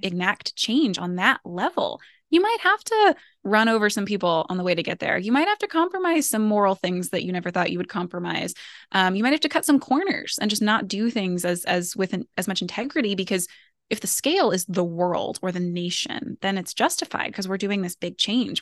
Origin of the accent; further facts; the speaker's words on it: United States; as an American